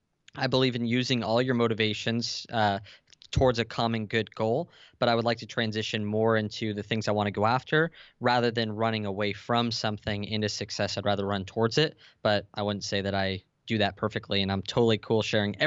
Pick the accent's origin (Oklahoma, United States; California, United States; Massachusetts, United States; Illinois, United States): California, United States; San Diego; San Diego.